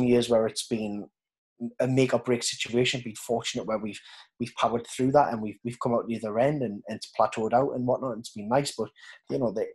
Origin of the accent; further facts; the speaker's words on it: Newcastle upon Tyne, North East England, United Kingdom; accent: Geordie; as a Geordie